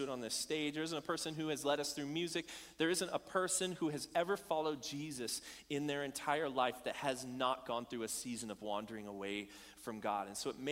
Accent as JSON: {"language": "English", "town": "Bullhead City", "region": "Arizona", "country": "United States", "tie": "born or raised there", "moved": "yes", "said": "I grew up in Arizona, a small town called Bullhead City"}